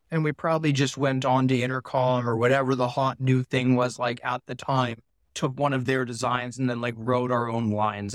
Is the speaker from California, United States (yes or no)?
yes; Palo Alto, California, United States; I grew up in Silicon Valley in Palo Alto, right near, uh, like Google and Facebook, Apple